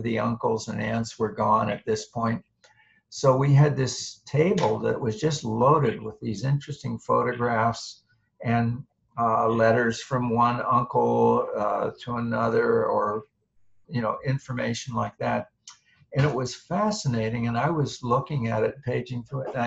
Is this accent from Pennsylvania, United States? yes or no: yes; State College, Pennsylvania, United States; now in Boston, United States; I grew up in State College, Pennsylvania, Central Pennsylvania, the same town where Penn State University is located.